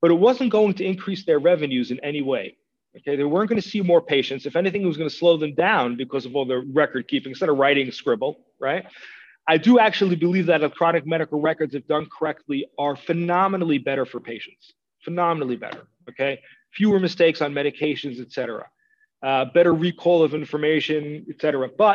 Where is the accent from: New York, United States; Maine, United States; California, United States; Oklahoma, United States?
New York, United States; moved away as an adult; now in Israel; I grew up in New York in the American educational system